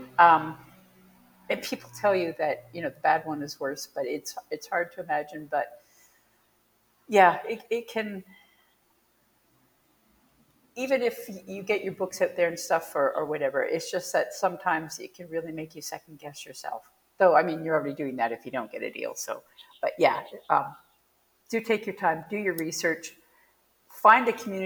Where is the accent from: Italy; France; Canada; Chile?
Canada; I'm Canadian